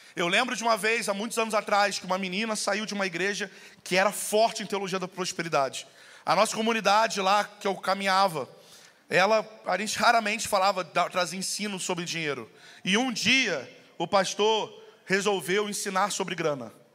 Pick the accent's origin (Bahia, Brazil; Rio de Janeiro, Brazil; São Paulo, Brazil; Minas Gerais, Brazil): Rio de Janeiro, Brazil; moved away; eu vim do Rio